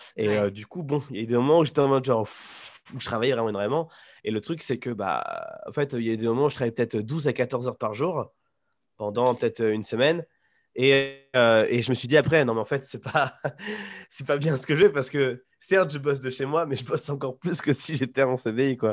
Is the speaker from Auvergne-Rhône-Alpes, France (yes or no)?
no; Poitiers, Nouvelle-Aquitaine, France; moved away as an adult; now in Taiwan; je suis de Poitiers de base